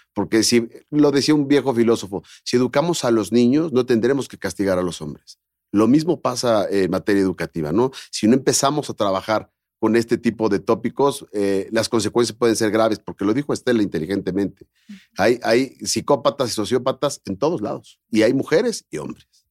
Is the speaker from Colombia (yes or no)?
no; Mexico; soy empresario mexicano